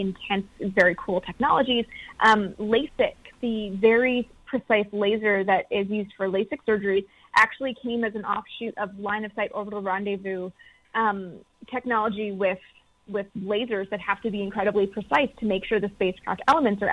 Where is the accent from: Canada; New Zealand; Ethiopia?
Canada; I'm from Canada, so didn't grow up with NASA being everywhere